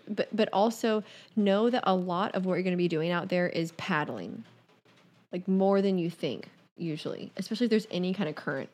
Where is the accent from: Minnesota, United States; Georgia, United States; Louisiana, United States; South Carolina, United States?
Georgia, United States; Savannah; now in New York City, United States; growing up in Savannah, the waves on Tybee Island are just, like, not good.